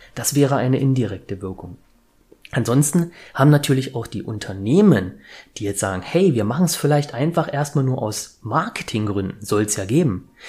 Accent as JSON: {"language": "German", "town": "Leipzig", "region": "Saxony", "country": "Germany", "said": "ich komme aus Leipzig"}